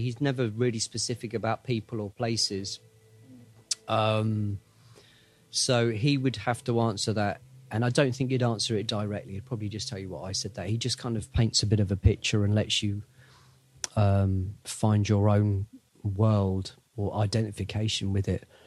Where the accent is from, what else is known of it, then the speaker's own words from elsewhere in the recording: England, United Kingdom; we're from England